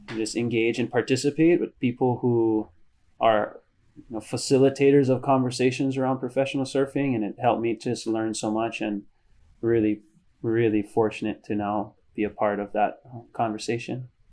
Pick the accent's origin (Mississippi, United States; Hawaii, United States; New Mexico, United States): Hawaii, United States; Hilo; moved away as an adult; also born or lived in San Diego, California; I come from Hilo, which is a really small town.